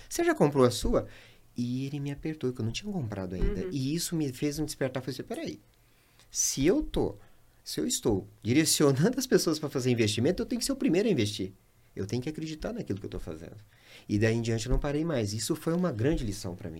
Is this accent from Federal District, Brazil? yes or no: no; Goiânia, Goiás, Brazil; now in Sinop, Brazil; A minha cidade, Goiânia